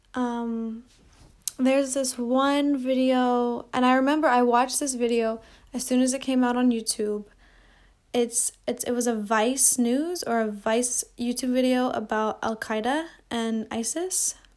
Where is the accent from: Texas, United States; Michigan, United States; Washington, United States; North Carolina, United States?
Washington, United States; Seattle; I come from Seattle